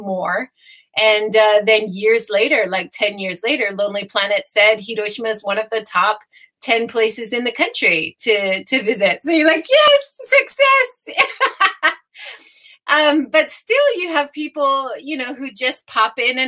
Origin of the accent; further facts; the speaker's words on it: Hawaii, United States; now in Japan; I grew up in Hawaii